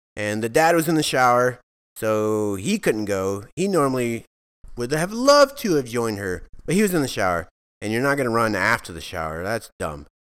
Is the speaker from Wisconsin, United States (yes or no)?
no; Alvin, Texas, United States; I grew up in Alvin, Texas